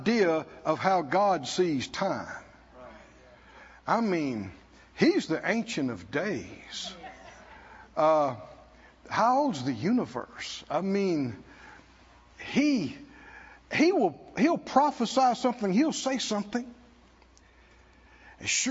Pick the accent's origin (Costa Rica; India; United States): United States; the South; I grew up in the South